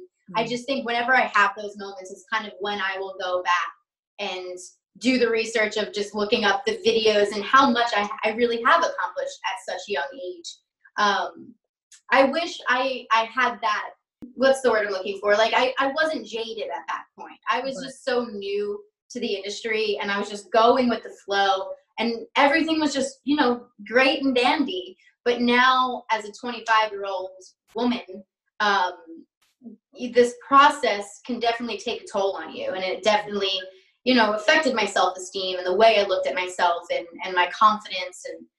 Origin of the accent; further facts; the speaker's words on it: New York, United States; accent: Long Island; Cause when I was younger, I had a crazy Long Island accent like that.